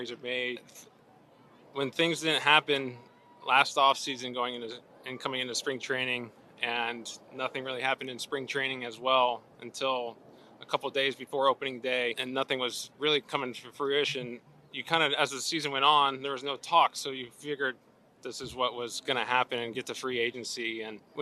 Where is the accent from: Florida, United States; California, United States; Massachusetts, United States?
California, United States; Southern; moved away; I am from Southern California